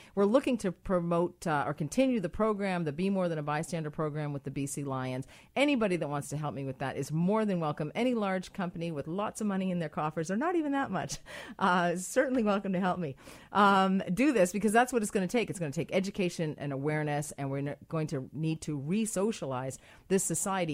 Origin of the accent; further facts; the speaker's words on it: Ireland; I'm Irish